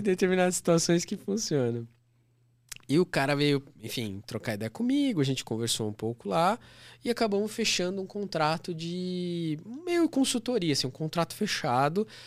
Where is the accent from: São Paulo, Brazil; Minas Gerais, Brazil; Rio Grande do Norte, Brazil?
São Paulo, Brazil; Guarulhos; lá no lugar onde eu nasci, que é região metropolitana de São Paulo, cidade de Guarulhos